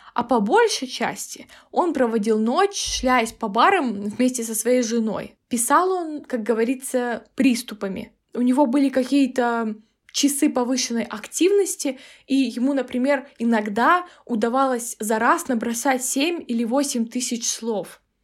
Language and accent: Russian; Kazakhstan; я из Казахстана